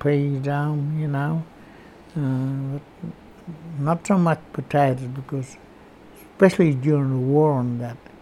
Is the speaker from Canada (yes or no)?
no; Bega, New South Wales, Australia; also born or lived in Orbost / Dimboola; I grew up around Bega, Orbis, and then down around Druman, and then way over in Dimboola way